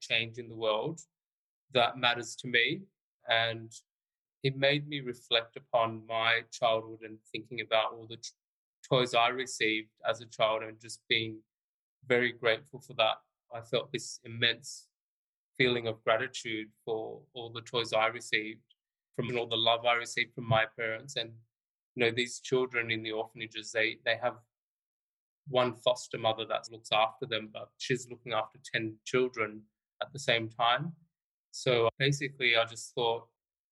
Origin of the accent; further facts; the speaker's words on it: Australia; also born or lived in London; Australia, which is my home country